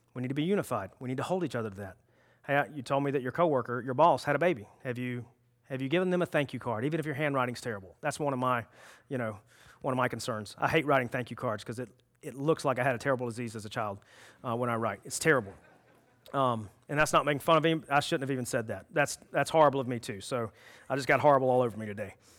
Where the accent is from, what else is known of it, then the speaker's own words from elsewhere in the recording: South Carolina, United States; I was born in South Carolina